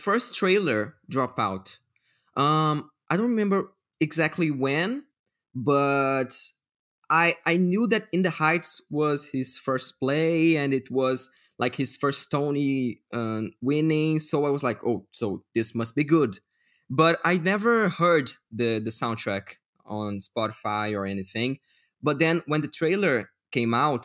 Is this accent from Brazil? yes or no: yes; Brazil; English is a second language; we don't speak Spanish, we still are in Latin America